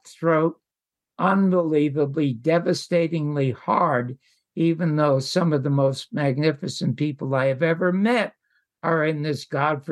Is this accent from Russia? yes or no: no; Toronto, Ontario, Canada; moved away as an adult; also born or lived in Las Vegas; now in United States; I was born in the Salvation Army Charity Ward in Toronto, Canada, to two parents